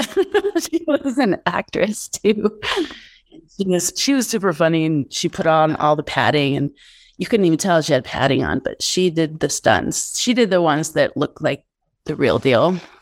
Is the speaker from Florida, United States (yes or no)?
no; Denver, Colorado, United States; moved away as an adult; also born or lived in Santa Fe, New Mexico / Los Angeles; I grew up in Denver.